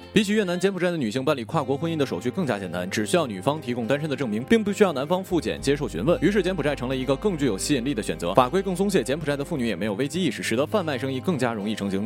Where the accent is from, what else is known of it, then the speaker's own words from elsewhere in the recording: hometown bordering North Korea, Northeast China, China; 我的老家紧邻这朝鲜